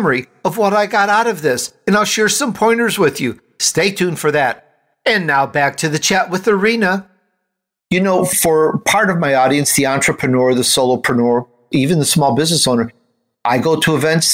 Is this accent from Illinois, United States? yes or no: yes; Chicago, Illinois, United States; also born or lived in Italy; You wouldn't know I was Italian mm-hmm. from my accent because I grew up in Chicago